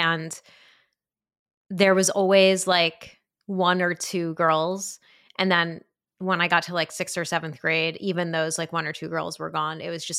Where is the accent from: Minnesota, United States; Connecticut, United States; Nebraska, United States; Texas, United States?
Connecticut, United States; New Haven; No, I did. I grew up in New Haven.